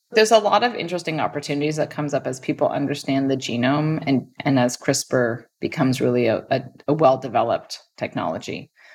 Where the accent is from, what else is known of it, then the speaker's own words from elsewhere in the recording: Stanford, California, United States; I grew up on Stanford campus